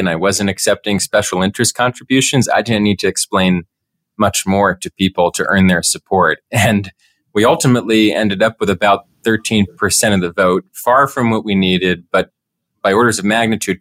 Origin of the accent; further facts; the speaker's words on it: Pennsylvania, United States; I come from Pennsylvania.